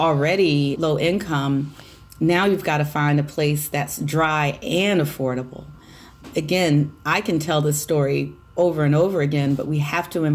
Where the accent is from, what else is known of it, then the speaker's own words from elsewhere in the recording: Hampton Roads, Virginia, United States; born and raised in Hampton Roads